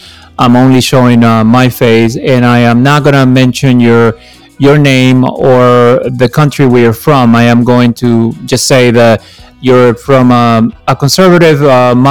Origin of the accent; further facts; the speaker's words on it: Peru; now in Washington, D.C., United States; I was born in Peru and I've lived in this area for the last 35 years